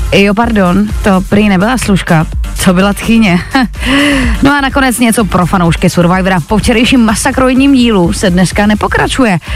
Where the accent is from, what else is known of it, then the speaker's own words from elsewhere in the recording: Czechia; my Češi